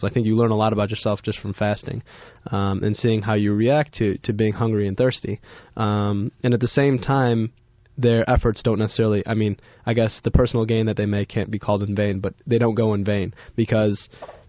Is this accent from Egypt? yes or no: yes; Egypt; I'm Egyptian